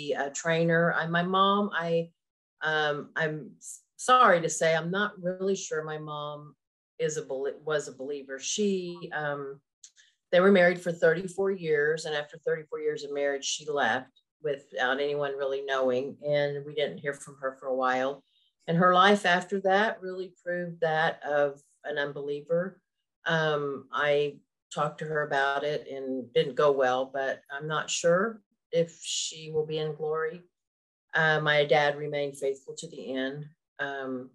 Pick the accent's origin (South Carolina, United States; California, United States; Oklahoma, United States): Oklahoma, United States; Tulsa; also born or lived in Oshkosh, Wisconsin; I was born in Wisconsin, Oshkosh, and moved to Oklahoma, where I live now, when I was three